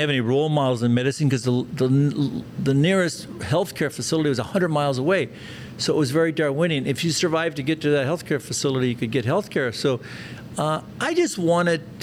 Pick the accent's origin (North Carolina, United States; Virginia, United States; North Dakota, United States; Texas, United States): North Dakota, United States; Zeeland; English is a second language; now in Dallas, United States; I grew up in a small little village in North Dakota called Zeeland. It's a German-Russian community. I didn't speak English till I was six